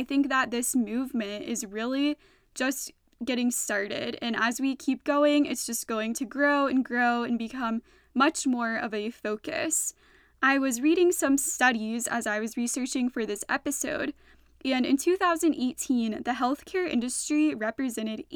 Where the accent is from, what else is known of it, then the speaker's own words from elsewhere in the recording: Georgia, United States; my home state of Georgia